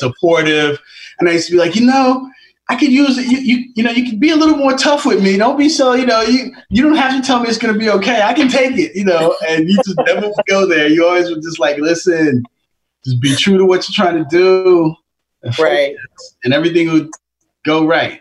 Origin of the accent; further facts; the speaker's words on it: New York, United States; I grew up in Queens in Jamaica